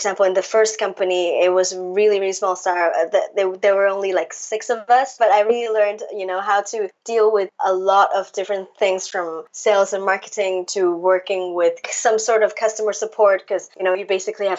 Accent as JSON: {"language": "English", "country": "Hong Kong", "tie": "born or raised there", "moved": "as an adult", "lives_now": "Paris, France", "said": "I am originally from Hong Kong. Well, born and raised in Hong Kong"}